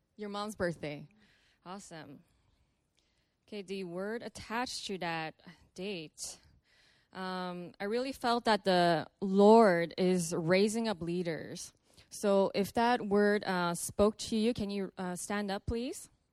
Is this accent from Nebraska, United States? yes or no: no; Los Angeles, California, United States; I'm from Los Angeles.